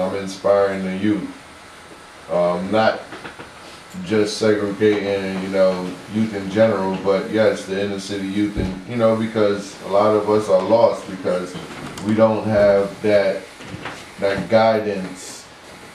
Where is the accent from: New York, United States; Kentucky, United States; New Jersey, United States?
New York, United States; New York City; me growing up in New York City